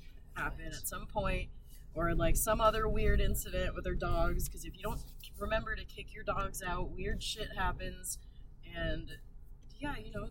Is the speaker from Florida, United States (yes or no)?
yes; Florida, United States; moved away as an adult; now in Las Vegas, United States; We're from Florida originally.